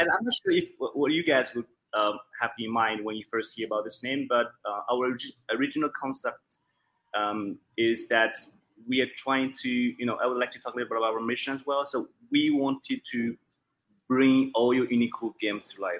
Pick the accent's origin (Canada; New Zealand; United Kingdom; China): China; English is a second language; I am originally from. Uh, Wulan province